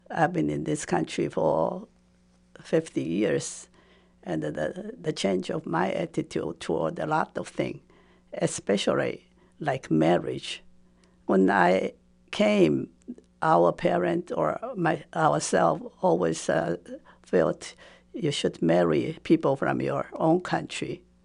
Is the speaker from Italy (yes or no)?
no; Taipei, Taiwan; first language Japanese; English is a second language; moved away as an adult; also born or lived in Bloomington / Western New England; now in United States; When I was growing up, Taiwan was under Japanese occupation.